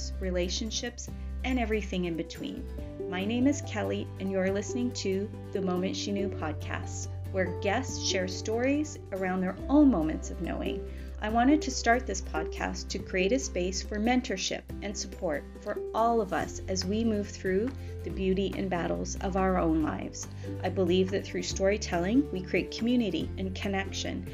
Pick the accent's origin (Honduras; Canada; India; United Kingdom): Canada; Montreal, Quebec; also born or lived in Barrie, Ontario; now in Amherstview, Canada; I am from Montreal originally, and my heart is still there